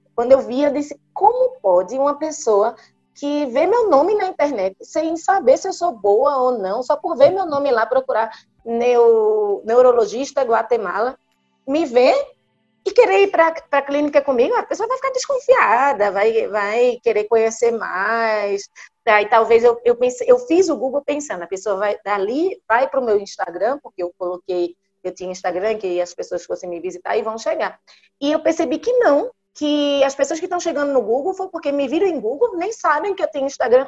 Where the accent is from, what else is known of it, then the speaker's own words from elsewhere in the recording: Recife, Pernambuco, Brazil; moved away as an adult; eu sou médica, sou de Recife, Fiz medicina em Recife, fiz residência de neurologia em Recife